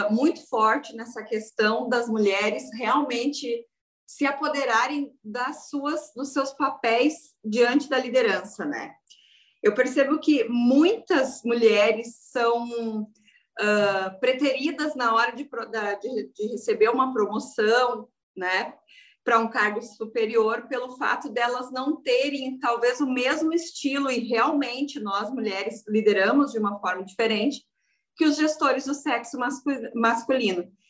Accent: Rio Grande do Sul, Brazil; Então, eu sou gaúcha aqui do Rio Grande do Sul

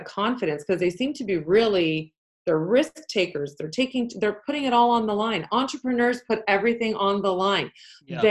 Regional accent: Canada; first language Polish; English is a second language; I'm from Canada.

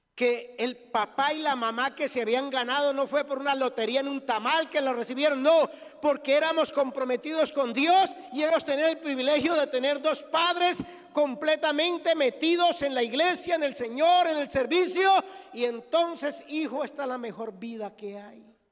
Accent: Colombia; soy colombiano

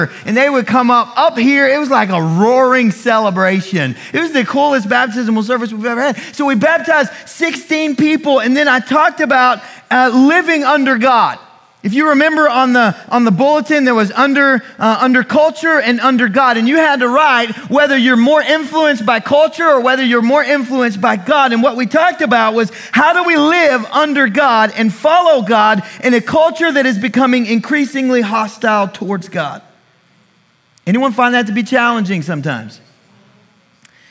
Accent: United States; I am an American

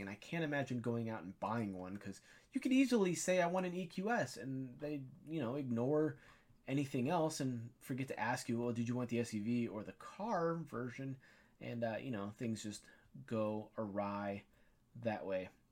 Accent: near Wixom, Michigan, United States; they're right here in my hometown, not too far, maybe thirty minutes away.

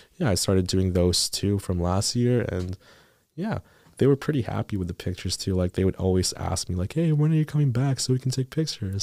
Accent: Philippines; now in Thunder Bay, Canada; I moved from the Philippines

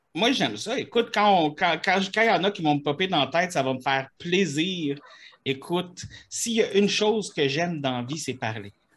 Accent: Quebec, Canada; je suis Québécois

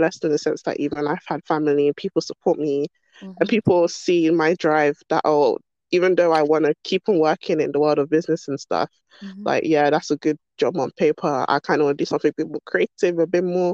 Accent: London, United Kingdom; Born and raised in London, basically my whole life. Always been here. South London girl

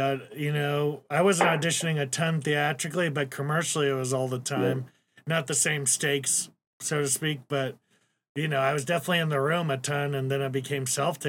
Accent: Imperial Beach, California, United States; I had San Diego, Imperial Beach, nice. Near the border.

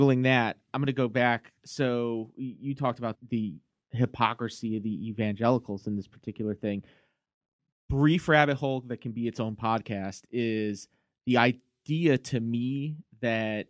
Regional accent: Virginia Beach, Virginia, United States; I'm from Virginia Beach

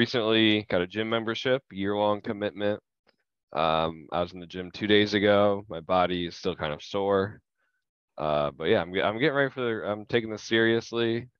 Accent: Phoenix, Arizona, United States; My dad is from Jersey, but I am from Phoenix.

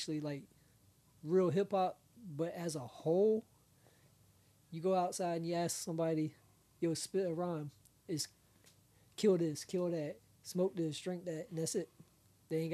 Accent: Augusta, Georgia, United States; I grew up in Augusta

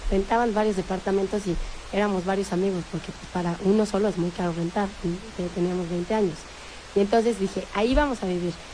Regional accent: Salamanca, Castile and León, Spain; moved away as an adult; now in Madrid, Spain; Yo 20. Y entonces, este, porque me fui de Salamanca a Madrid.

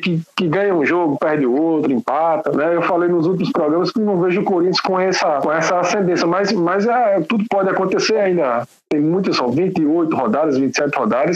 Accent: Janduís, Rio Grande do Norte, Brazil; moved away; Janduís, minha terrinha, que ontem completou 60 anos de história.

